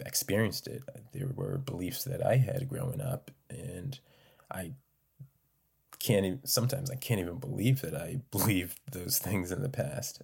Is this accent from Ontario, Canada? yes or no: no; North Preston, Nova Scotia, Canada; I'm from North Preston